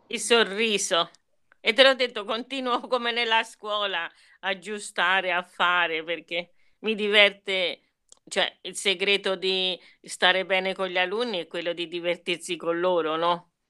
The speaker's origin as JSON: {"language": "Italian", "town": "Orbetello", "region": "Tuscany", "country": "Italy", "tie": "born or raised there", "lives_now": "Florence, Italy", "said": "Io sono di genitori meridionali, ma sono nata a Orbetello"}